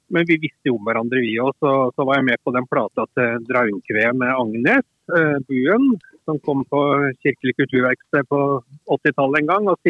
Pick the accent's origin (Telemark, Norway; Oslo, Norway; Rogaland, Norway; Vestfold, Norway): Telemark, Norway; Heddal; jeg vokste opp i Telemark, i Heddal i Telemark.